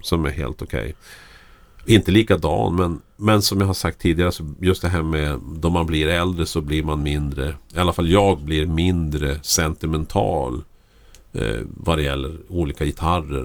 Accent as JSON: {"language": "Swedish", "town": "Lycksele", "region": "Västerbotten County", "country": "Sweden", "tie": "born or raised there", "moved": "yes", "said": "jag växte upp i Lycksele där det bodde 7000 människor."}